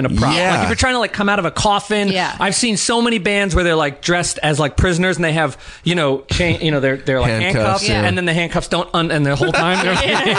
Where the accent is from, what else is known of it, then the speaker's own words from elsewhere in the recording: New York, United States; I mean, like that's where we're from. We're both from New York